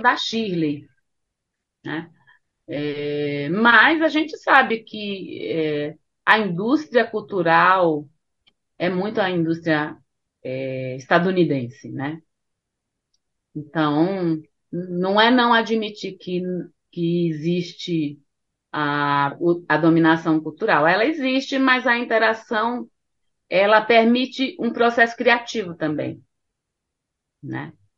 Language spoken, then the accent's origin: Portuguese; Bahia, Brazil; now in São Paulo, Brazil; sendo baiana